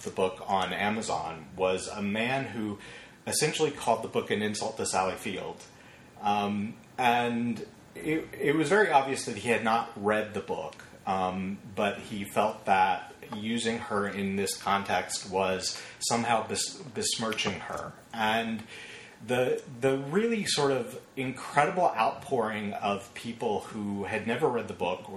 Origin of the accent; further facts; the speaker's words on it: Arkansas, United States; moved away; I grew up in Arkansas in a very isolated world